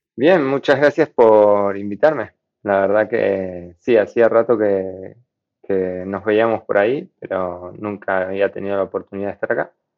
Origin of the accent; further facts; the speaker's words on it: Argentina; por el país en el que vivo, yo soy de Argentina